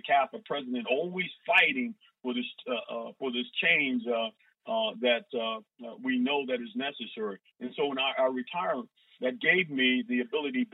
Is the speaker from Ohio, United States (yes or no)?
yes; Cincinnati, Ohio, United States; I was born in Avondale. Spent my formative years in the West End, what I call considered the gym of the West End in Parktown, and moved from Parktown back to Avondale, in which I graduated from Hughes High School